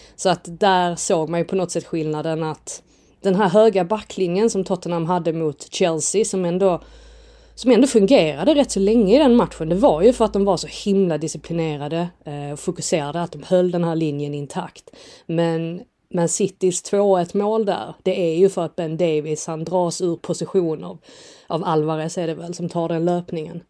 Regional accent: Sweden; oss som är svenskar

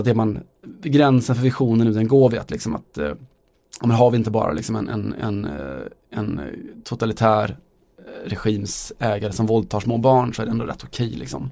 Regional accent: Västergötland, Västra Götaland, Sweden; vi är från Västergötland

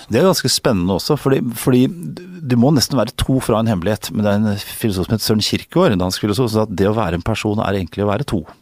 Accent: Norway; moved away as an adult; also born or lived in United States; Og noen ganger som nordmann

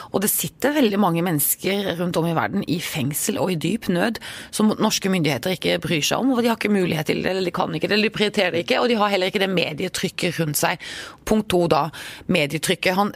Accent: Norway; Jeg er trygg, jeg er norsk.

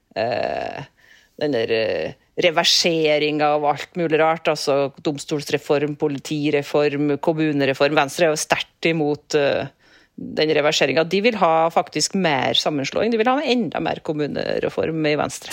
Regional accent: Rindal, Trøndelag, Norway; moved away; hjemkommunen min Rindal

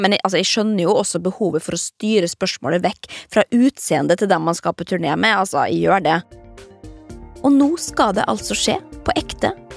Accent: Molde, Møre og Romsdal, Norway; stuevinduet mitt hjemme i Molde

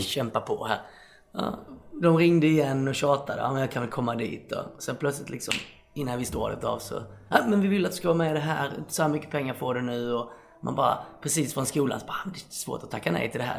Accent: Osby, Skåne, Sweden; moved away as an adult; also born or lived in Stockholm; now in Malmö, Sweden; jag flyttade från Osby där jag kommer ifrån.

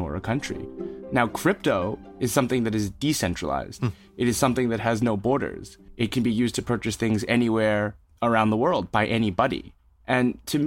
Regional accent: New York City, New York, United States; accent: American; moved away as an adult; also born or lived in China; I was born in New York City, and for those who've been in New York, 21st and 3rd Gramercy Park

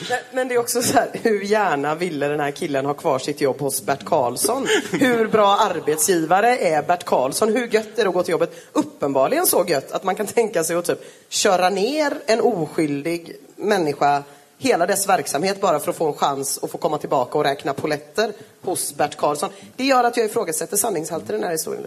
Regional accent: Gothenburg, Västra Götaland, Sweden; jag är från Göteborg

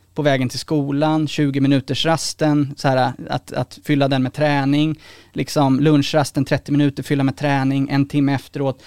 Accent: Sweden; som svensk liksom här kommer från en mer privilegierad bakgrund

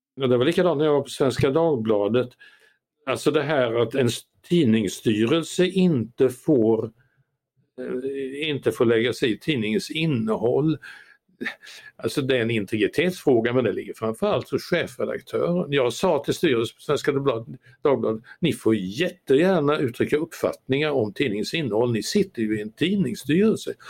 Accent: Sweden; min födelseort Ameby

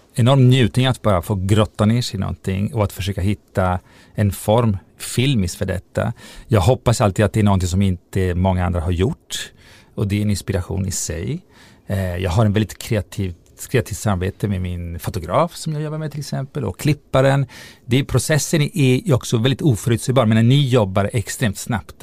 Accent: Italy; moved away as an adult; now in Sweden; i Italien där jag växte upp

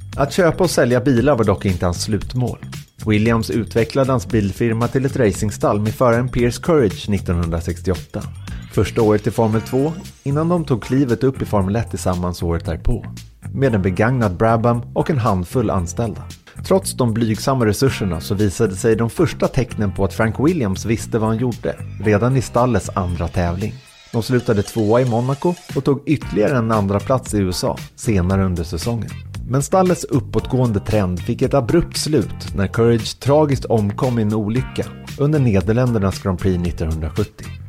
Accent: Sweden; var kommer ni ifrån? Och då sa jag från Sverige

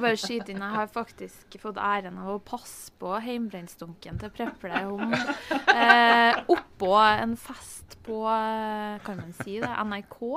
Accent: Hitra, Trøndelag, Norway; born or raised there

